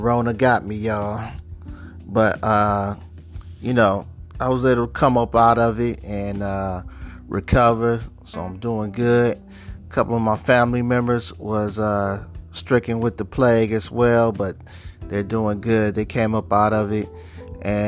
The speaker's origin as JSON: {"language": "English", "town": "Cleveland", "region": "Ohio", "country": "United States", "said": "I'm from Cleveland"}